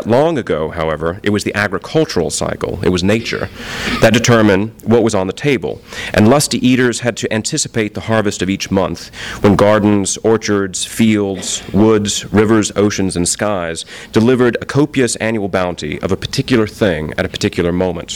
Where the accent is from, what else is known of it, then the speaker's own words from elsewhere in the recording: the South, United States; now in Los Angeles, United States; being a Southerner